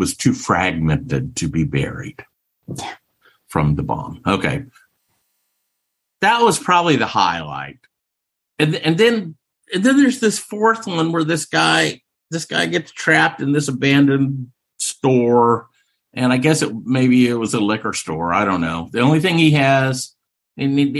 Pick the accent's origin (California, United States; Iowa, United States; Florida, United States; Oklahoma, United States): Oklahoma, United States; my home state of Oklahoma